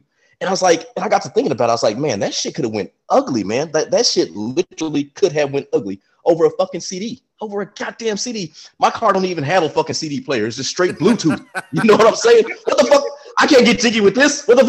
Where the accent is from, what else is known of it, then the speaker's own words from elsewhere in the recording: Texas, United States; I'm from Texas